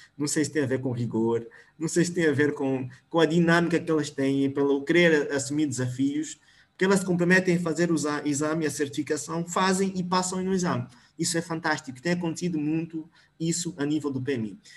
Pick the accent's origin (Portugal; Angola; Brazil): Angola; Namibe; now in Luanda, Angola; eu venho, venho do Namibe